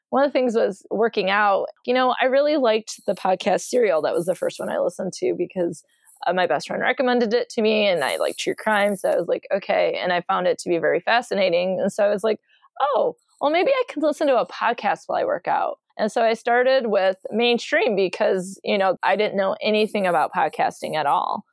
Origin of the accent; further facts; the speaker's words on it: Michigan, United States; I'm from Michigan